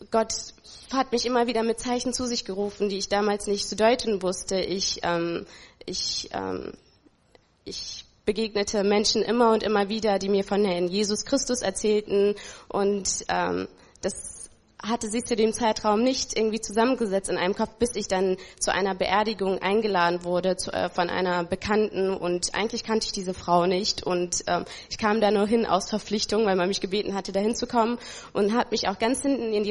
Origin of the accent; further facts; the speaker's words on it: Ethiopia; born there; Ich bin geboren in Äthiopien.